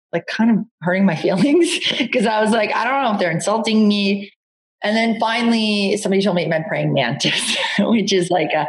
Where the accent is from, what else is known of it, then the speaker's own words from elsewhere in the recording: Long Island, New York, United States; I grew up in Long Island and um, with two two really lovely parents in a very suburban environment.